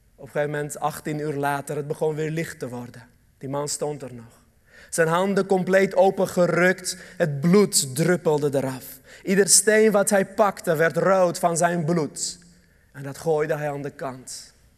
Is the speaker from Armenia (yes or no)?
yes; Armenia; Dutch is a second language; now in Netherlands; Armenië, een land waar ik vandaan kom